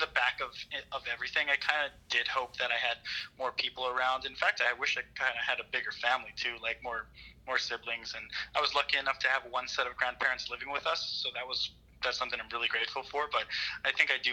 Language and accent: English; Waianae, Hawaii, United States; born and raised in Waianae.